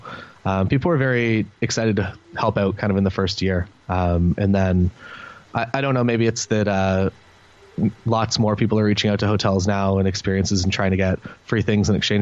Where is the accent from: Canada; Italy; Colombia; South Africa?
Canada; We're Canadian, so we do get booked kind of across Canada